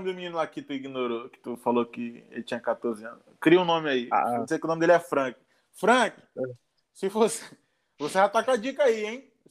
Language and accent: Portuguese; North Region, Brazil; Aí eu, só, eu falei, não, eu sou do Norte.